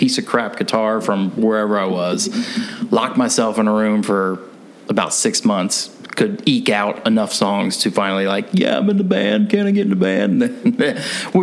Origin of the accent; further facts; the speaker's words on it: Kentucky, United States; moved away as an adult; also born or lived in Los Angeles; I'm originally from Kentucky